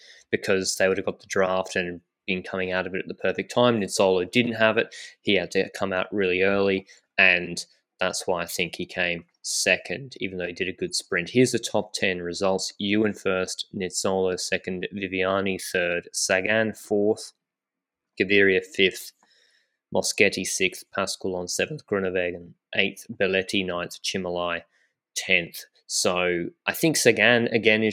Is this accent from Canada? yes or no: no; Australia; I'm the Australian